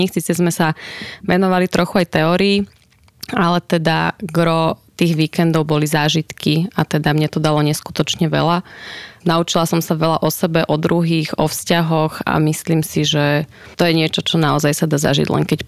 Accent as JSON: {"language": "Slovak", "town": "Košice", "region": "Košice Region", "country": "Slovakia", "said": "Ja osobne som z Košic"}